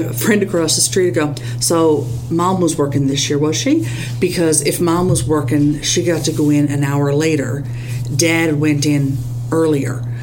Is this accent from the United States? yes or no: no; Newfoundland and Labrador, Canada; I was raised very traditionally in Newfoundland, raised Catholic